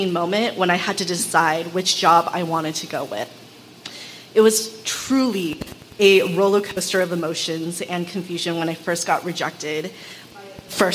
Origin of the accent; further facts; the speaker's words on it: Los Angeles, California, United States; also born or lived in Oakland; I was also born and raised in Los Angeles as an adolescent by immigrant parents